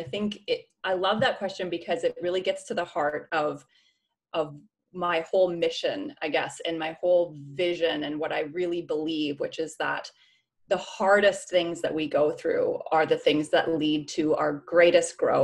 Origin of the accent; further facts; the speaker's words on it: Canada; moved away; also born or lived in Vancouver; I'm from Canada originally